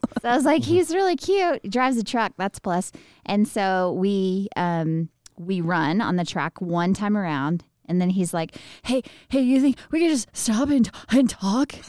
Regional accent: Midland, Texas, United States; I was born and raised in Midland, where we live now

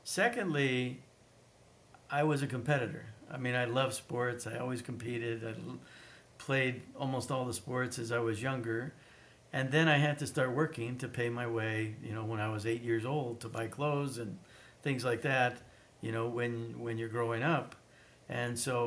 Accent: Wyoming, United States; moved away; also born or lived in Europe / Australia; I was kind of a unicorn in the state of Wyoming growing up

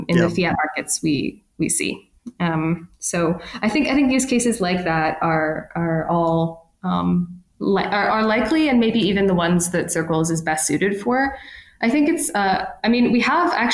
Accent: Ontario, Canada; moved away; I'm from Ontario originally

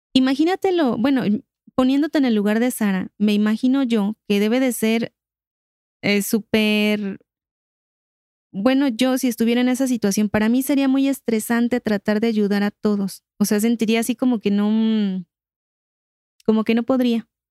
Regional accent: Mexico; nosotros como, como mexicanos

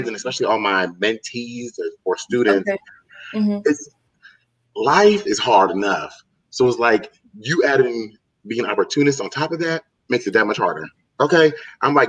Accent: New Jersey, United States; We're both from Jersey, so you know the type of small towns we're from.

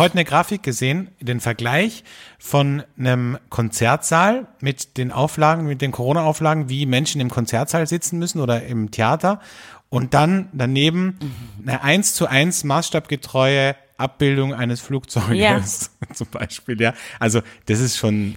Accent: Austria; bei uns in Österreich

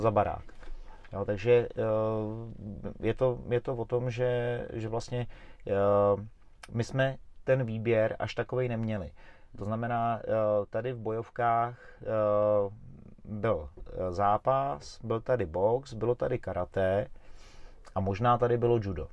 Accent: Roztoky, Central Bohemian Region, Czechia; moved away; also born or lived in Smíchov, Prague; já jsem vlastně pocházím z Rostok

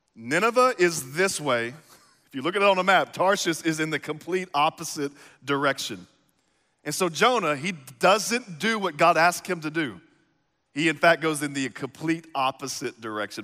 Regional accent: East Texas, United States; now in Midwest, United States; I grew up in East Texas

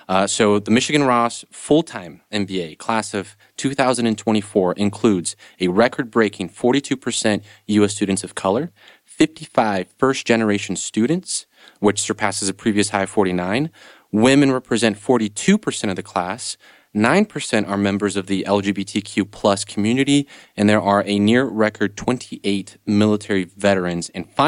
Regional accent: Brazil; also born or lived in Europe / Canada; now in United States; in my case, I grew up in Brazil, but like I mentioned, I also lived here in the States, was raised here, raised in Europe a little bit, also lived in Canada for a couple of years.

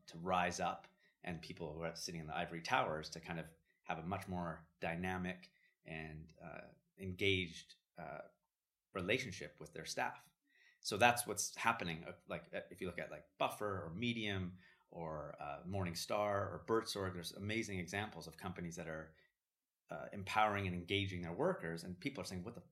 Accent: Vancouver, British Columbia, Canada; moved away as an adult; also born or lived in Jerusalem / San Francisco / Los Angeles / London; growing up in Vancouver

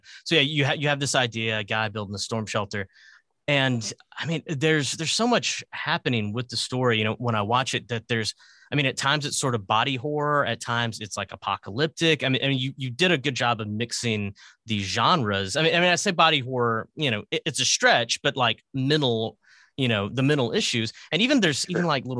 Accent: Arkansas, United States; I'm from Arkansas.

